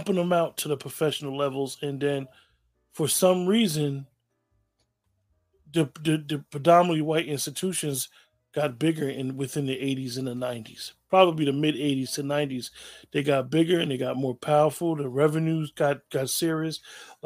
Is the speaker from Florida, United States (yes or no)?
no; New Jersey, United States; now in Pennsylvania, United States; growing up in Jersey, Rutgers used to be a smaller university